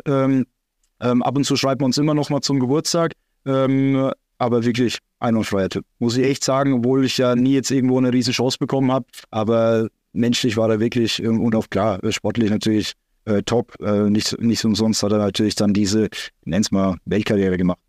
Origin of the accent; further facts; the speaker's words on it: Salz, Bavaria, Germany; also born or lived in Großbardorf; Dann entschieden, wieder in die Heimat zu gehen, nach Salz.